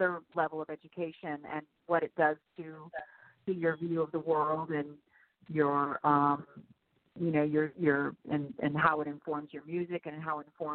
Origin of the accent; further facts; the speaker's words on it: Arizona, United States; also born or lived in Massachusetts; now in New York City, United States; I was raised in Arizona